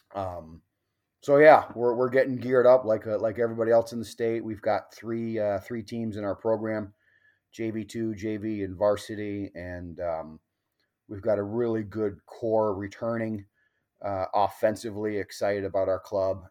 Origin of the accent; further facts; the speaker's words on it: Mequon, Wisconsin, United States; also born or lived in California; Grew up in Mequon amongst, uh, the Highlanders, uh, at Homestead